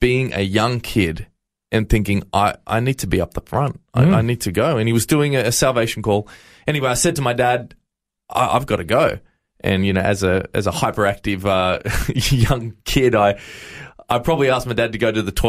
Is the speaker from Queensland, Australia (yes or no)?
no; Campbelltown, New South Wales, Australia; I was actually born and raised in New South Wales in a little area called Camden and Campbelltown.